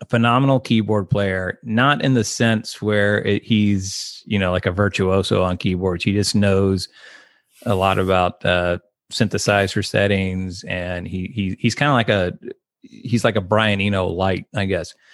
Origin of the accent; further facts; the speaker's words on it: Austin, Texas, United States; also born or lived in Corpus Christi / Mason / San Angelo; I was born in Austin, but I moved around and lived in Corpus Christi, Texas. I lived in Mason, Texas. I lived in San Angelo, Texas.